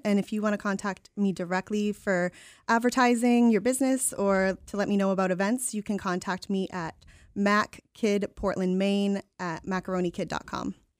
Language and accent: English; Gray, Maine, United States; also born or lived in Portland, Maine; now in Biddeford, United States; I grew up in Gray, so lifelong Maine resident